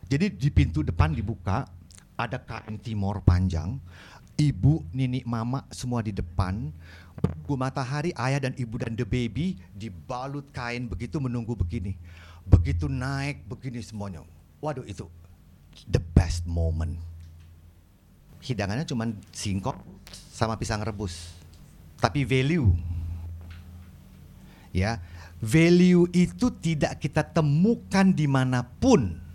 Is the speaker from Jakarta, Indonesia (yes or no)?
no; Tarutung, North Sumatra, Indonesia; Di kampung saya, di Tarutung atau di Samosir, bikin tempat garam itu diukir kalender.